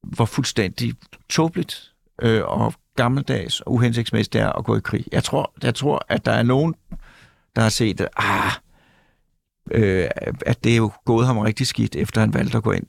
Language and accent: Danish; Mørkhøj, Capital Region of Denmark, Denmark